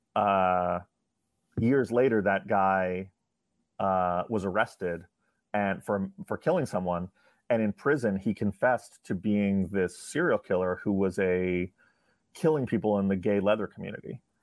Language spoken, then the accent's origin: English; New York, United States; I, I grew up in New York